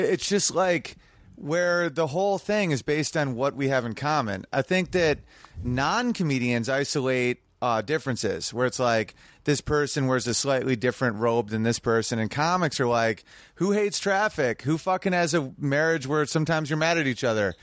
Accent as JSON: {"language": "English", "region": "New York", "country": "United States", "tie": "born or raised there", "said": "my hometown is Sweet Little New York."}